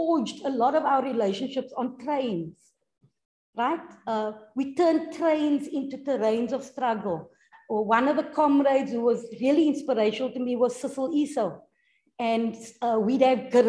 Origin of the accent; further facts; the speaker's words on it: Cape Town, Western Cape, South Africa; I come from Retreat